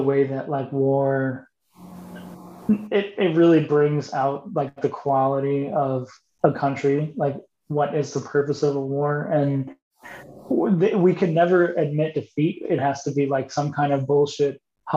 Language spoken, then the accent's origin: English; United States